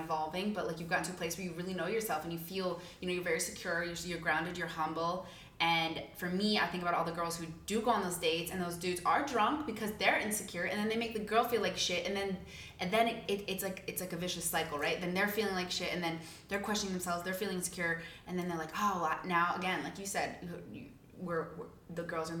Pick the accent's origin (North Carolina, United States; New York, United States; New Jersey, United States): New York, United States; Brooklyn; I'm like, bitch, I'm from Brooklyn.